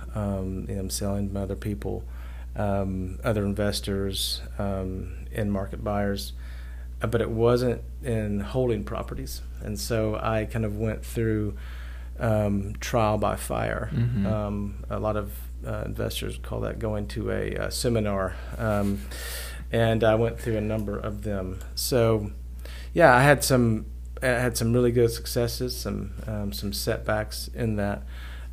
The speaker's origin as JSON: {"language": "English", "town": "Knoxville", "region": "Tennessee", "country": "United States", "tie": "born or raised there", "also_born_or_lived": "Asheville, North Carolina", "moved": "as an adult", "said": "I grew up in Knoxville, and I moved to Asheville, North Carolina"}